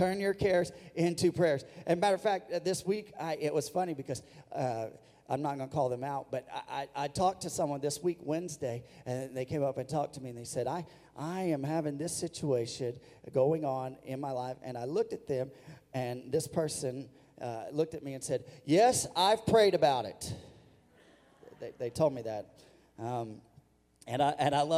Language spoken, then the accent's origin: English; Missouri, United States; I grew up in Missouri